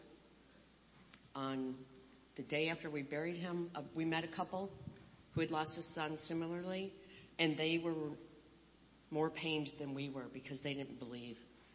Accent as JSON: {"language": "English", "town": "Flint", "region": "Michigan", "country": "United States", "tie": "born or raised there", "moved": "yes", "lives_now": "Ohio, United States", "said": "Born outside of Flint, Michigan. Very similar to Franklin."}